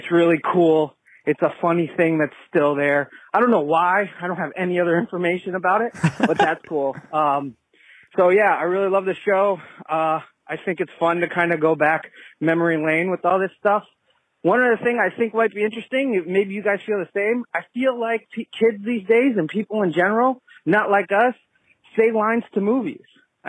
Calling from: Stamford, Connecticut, United States; Hey, guys … I'm from Stamford, Connecticut, and I love the show.

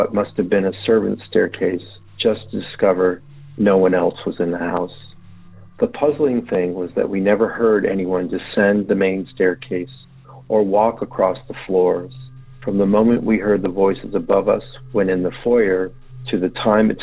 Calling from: Montgomery County, Maryland, United States; I'm calling from Montgomery County, Maryland

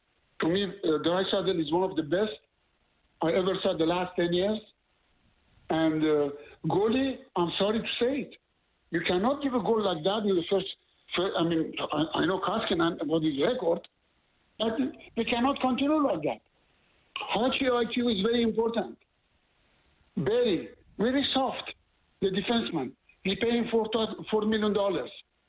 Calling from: Montreal, Quebec, Canada; I'm calling from Montreal

